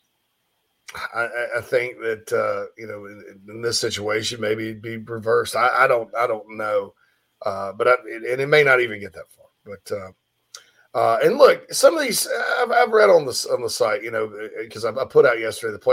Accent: Spartanburg, South Carolina, United States; moved away; my hometown of Spartanburg, Daniel Morgan Avenue

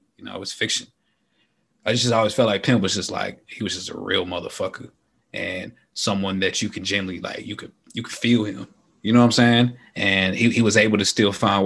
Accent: Dallas, Texas, United States; I'm from Texas. I'm from Dallas

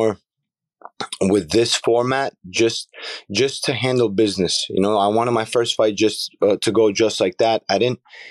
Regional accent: New York City, New York, United States; also born or lived in Baku, Azerbaijan; Went to school and everything in Brooklyn.

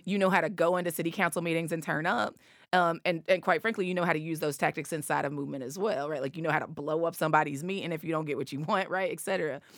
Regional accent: East Tennessee, United States; accent: Appalachian; I'm from East Tennessee, two hours away

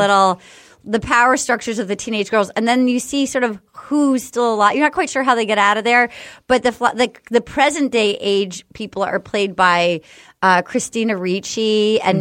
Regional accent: New England, United States; moved away; I grew up in New England

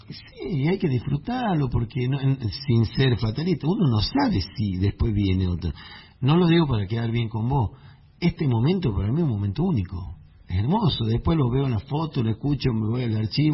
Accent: Tucumán, Argentina; nosotros los tubanos tenemos canciones eh, samba carpera, el Jardín de la República, Nostalgia Tucumana

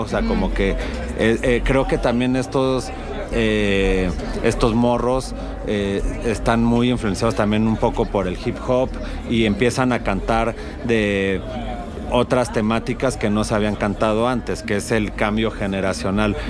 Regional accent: Mexico; cómo somos los mexicanos

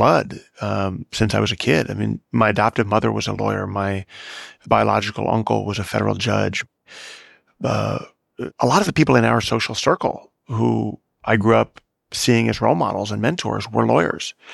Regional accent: Chicago, Illinois, United States; the house I grew up in Chicago

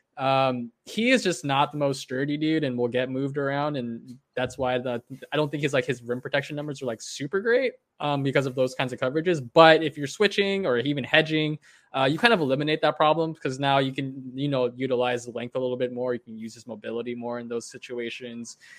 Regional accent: United States; as an American and as someone that roots for Team U S A in the Olympics

